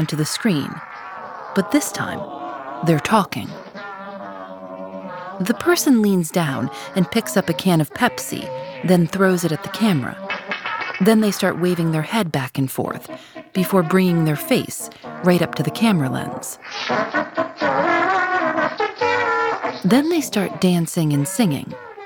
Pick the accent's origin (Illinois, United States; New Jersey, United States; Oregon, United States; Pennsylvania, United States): Illinois, United States; Chicago; I'm from Chicago